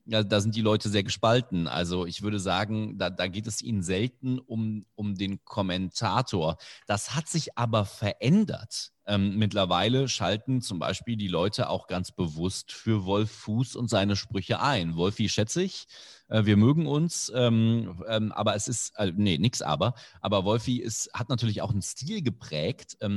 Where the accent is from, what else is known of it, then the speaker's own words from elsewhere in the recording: Indonesia; German is a second language; ich zum Teil ja auch mit der deutschen Sprache als Fremdsprache aufgewachsen bin. Du hast erwähnt, ich bin in Indonesien aufgewachsen.